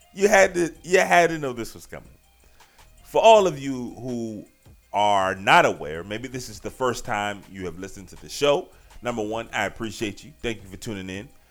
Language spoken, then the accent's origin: English; Richmond, Virginia, United States; I'm from Richmond